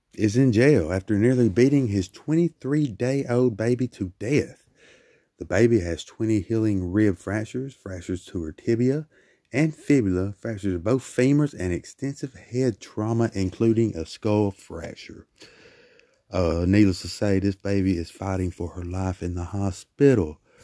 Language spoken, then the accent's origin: English; Brookside, Alabama, United States; my people in Brookside, Alabama, my home, my hometown.